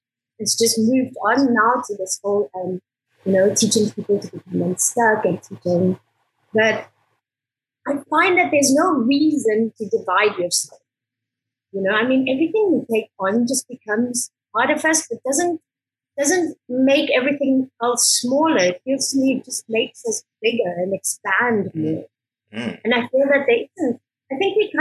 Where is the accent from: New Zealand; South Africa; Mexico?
South Africa; moved away as an adult; now in Barcelona, Spain; I was born in South Africa. I grew up in South Africa.